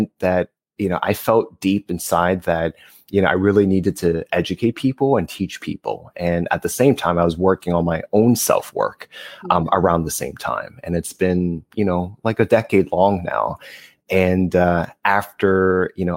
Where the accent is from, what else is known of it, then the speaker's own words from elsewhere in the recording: New Jersey, United States; now in Los Angeles, United States; I'm originally from New Jersey, based